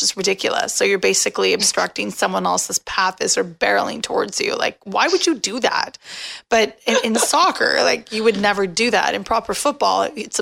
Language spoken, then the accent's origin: English; Canada; I'm Canadian